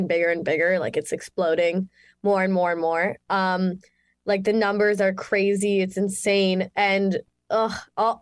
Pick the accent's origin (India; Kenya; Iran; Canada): Canada; Mississauga, Ontario; I'm Canadian, from good old Mississauga, Ontario, Canada, born and raised.